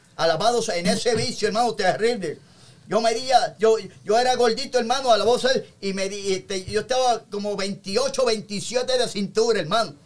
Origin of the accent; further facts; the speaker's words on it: Toa Alta, Puerto Rico; En una barría de mi pueblo que se llama este, el pueblo de Toalte en Puerto Rico